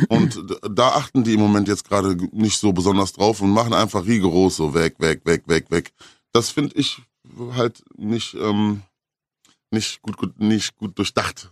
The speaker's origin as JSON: {"language": "German", "area": "Ruhr area", "region": "North Rhine-Westphalia", "country": "Germany", "said": "bei uns im Ruhrgebiet"}